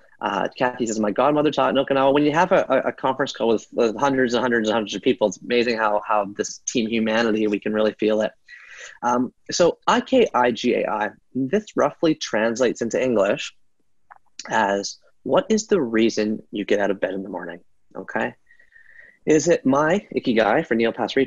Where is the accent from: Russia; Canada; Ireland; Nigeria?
Canada; I was born in Canada in 1979